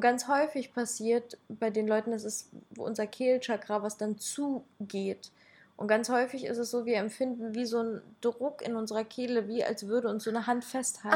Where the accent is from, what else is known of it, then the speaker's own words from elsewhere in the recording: Ukraine; ich komme aus der Ukraine und ich habe da halt ähm, andere kulturelle Hintergründe